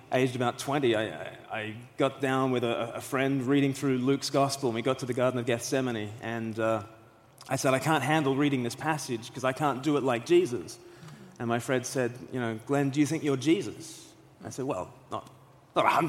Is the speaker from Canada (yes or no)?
no; Australia; now in United Kingdom; I'm from Australia originally